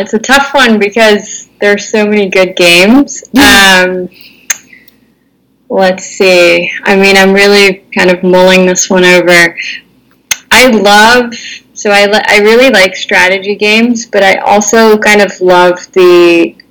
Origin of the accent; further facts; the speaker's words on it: Netherlands; born and raised in the Netherlands in a bilingual household